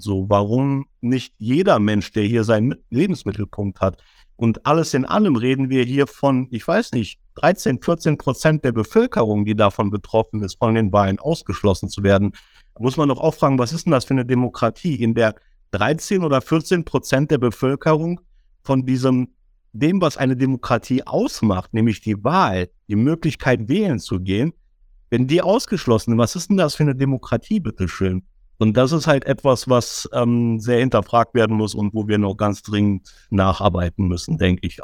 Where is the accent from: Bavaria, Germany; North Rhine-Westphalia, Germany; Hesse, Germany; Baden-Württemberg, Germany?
North Rhine-Westphalia, Germany; Düsseldorf; komme gebürtig aus Düsseldorf, bin 45 Jahre alt, bin in Deutschland geboren, habe nie woanders gelebt